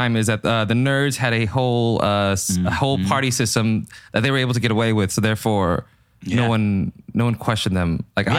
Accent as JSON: {"language": "English", "town": "Fresno", "region": "California", "country": "United States", "tie": "born or raised there", "said": "I grew up in Fresno for 7 years."}